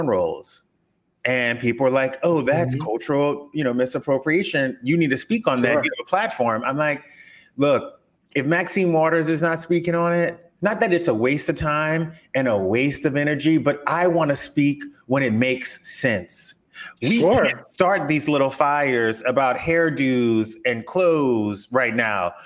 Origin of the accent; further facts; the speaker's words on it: South Louisiana, United States; moved away as an adult; now in Los Angeles, United States; I grew up in South Louisiana.